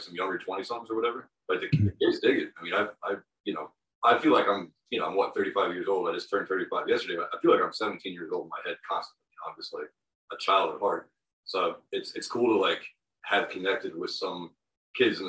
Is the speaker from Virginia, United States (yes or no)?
yes; Virginia, United States; We're from Virginia